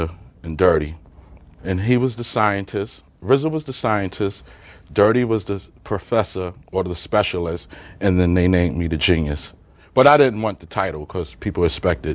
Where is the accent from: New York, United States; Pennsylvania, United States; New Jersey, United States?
New York, United States; New York City; also born or lived in Staten Island; I grew up in Brooklyn. Okay. I'm born in Brooklyn, lived in Staten Island. I lived in all the boroughs.